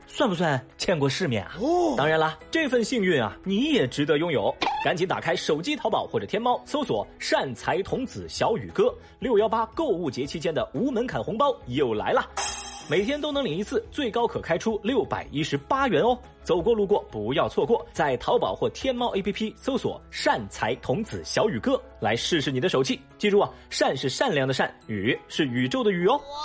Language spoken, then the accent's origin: Chinese; Chengdu, Sichuan, China; 我作为一个成都人